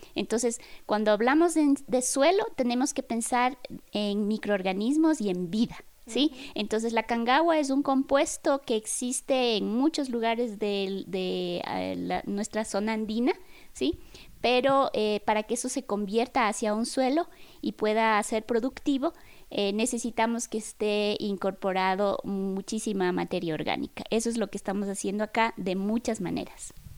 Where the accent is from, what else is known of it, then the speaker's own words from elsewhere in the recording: Chimborazo, Ecuador; con mis abuelos, con mi madre, que somos del Chimborazo